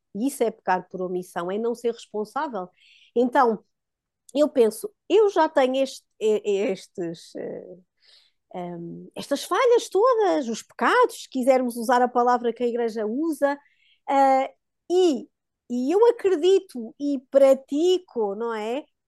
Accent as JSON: {"language": "Portuguese", "area": "Diocese of Guarda", "region": "Centro", "country": "Portugal", "tie": "born or raised there", "also_born_or_lived": "Coimbra", "moved": "yes", "said": "nós somos da Diocese da Guarda. Na altura já vivíamos em Coimbra, mas tínhamos ainda alguma ação na nossa, que foi sempre a nossa Diocese, de berço"}